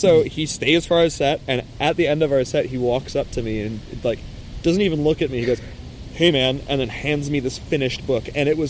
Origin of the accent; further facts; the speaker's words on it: Quebec, Canada; oh, yeah, we're from Quebec, actually. And he goes, oh, you can speak French then? I go, yeah.